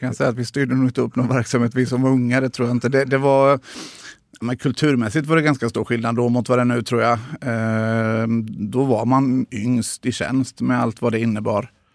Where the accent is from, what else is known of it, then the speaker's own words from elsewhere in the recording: Tranås, Jönköping County, Sweden; moved away; also born or lived in Gothenburg; så hamnade vi i Tranås, och, eh, där jag ju är uppvuxen till stor